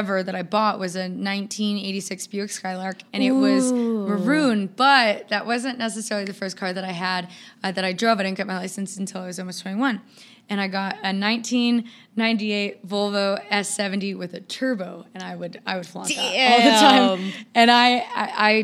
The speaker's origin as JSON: {"language": "English", "town": "Seattle", "region": "Washington", "country": "United States", "moved": "as an adult", "lives_now": "Nevada, United States", "said": "I'm from Seattle"}